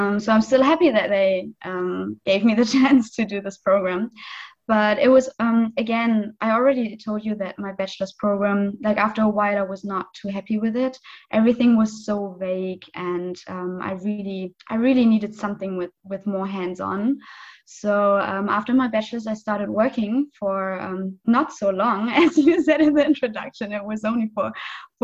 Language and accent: English; western Germany, Germany; moved away as an adult; now in Cottbus, Germany; my hometown is really like the west of the west of the west. So it's really the other side of Germany.